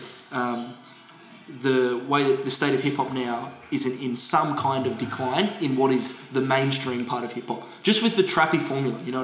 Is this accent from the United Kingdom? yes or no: no; Australia